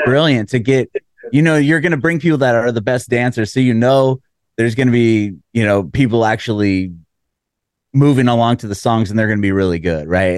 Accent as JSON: {"language": "English", "town": "San Diego", "region": "California", "country": "United States", "moved": "as an adult", "lives_now": "Nashville, United States", "said": "I'm from San Diego, and we moved about two, almost three years ago now to Nashville, Tennessee"}